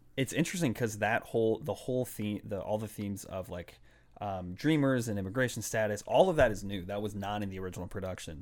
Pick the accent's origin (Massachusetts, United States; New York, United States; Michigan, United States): Massachusetts, United States; Boston; also born or lived in Puerto Rico (ancestry); I grew up in Boston